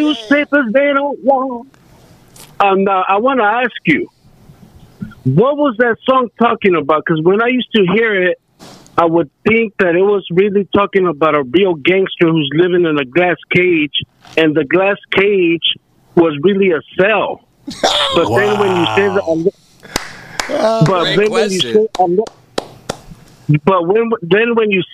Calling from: Santa Cruz, California, United States; calling from Santa Cruz

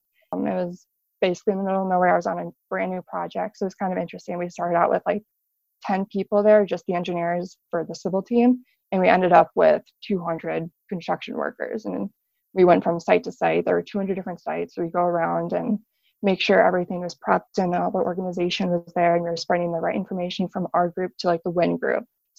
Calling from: Chicago, Illinois, United States; I'm 21 and I'm calling from Chicago.

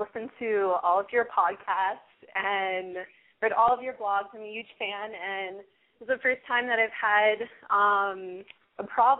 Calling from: New York City, New York, United States; I'm calling from New York City.

